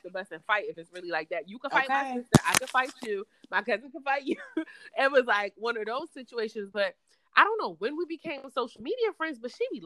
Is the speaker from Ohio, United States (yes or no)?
no; Philadelphia, Pennsylvania, United States; I grew up in Philly. I grew up in the inner city.